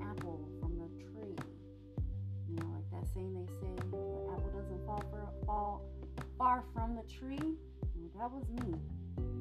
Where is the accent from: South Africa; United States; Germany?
United States; Sacramento, California; also born or lived in Mexico; I grew up in Sacramento, California, so I am a California Mexican